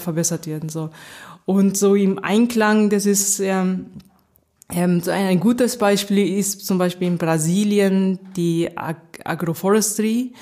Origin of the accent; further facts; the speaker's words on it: Nagoya, Aichi, Japan; first language German and Japanese (bilingual; mother tongue German, stronger in Japanese); moved away as an adult; also born or lived in Sapporo, Japan / Göttingen, Germany / Tokyo, Japan; now in Germany; ich bin in Nagoya aufgewachsen, das ist in Zentraljapan